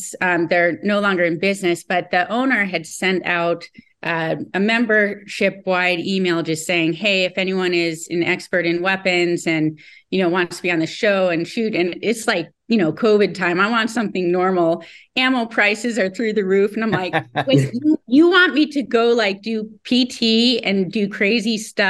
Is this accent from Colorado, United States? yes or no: yes; Colorado, United States; I was kind of an introvert growing up in Colorado